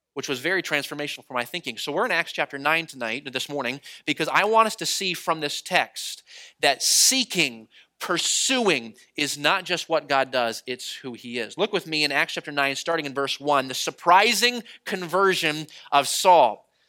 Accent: New England, United States; moved away; growing up in New England, I am a dyed in the wool Boston fan

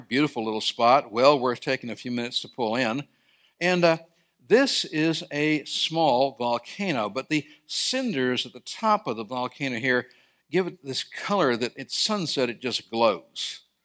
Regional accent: Sierra Nevada, California, United States; I grew up in California in the Sierra Mountains

